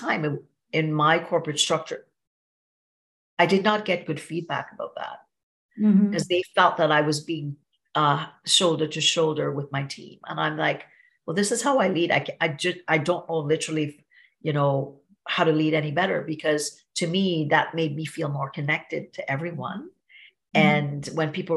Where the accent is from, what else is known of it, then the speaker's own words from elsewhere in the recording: Trinidad & Tobago; now in Niagara Falls; I grew up in Trinidad and Tobago in a little village